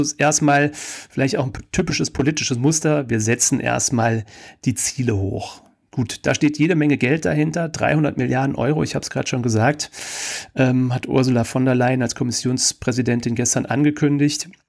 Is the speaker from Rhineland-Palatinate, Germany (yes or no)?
yes; Kaiserslautern, Rhineland-Palatinate, Germany; unter anderem in meiner Heimatstadt Kaiserslautern